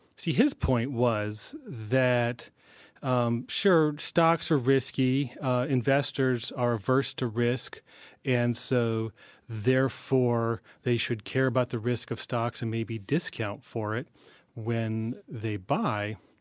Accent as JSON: {"language": "English", "town": "New Haven", "region": "Connecticut", "country": "United States", "tie": "born or raised there", "said": "I grew up in New Haven"}